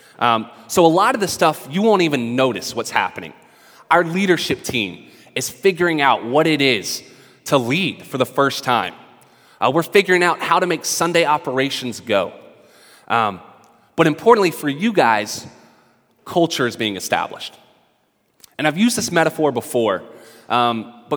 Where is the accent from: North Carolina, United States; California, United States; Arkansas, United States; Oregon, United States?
North Carolina, United States; also born or lived in Brooklyn, New York; now in New York, United States; I am from the South, from North Carolina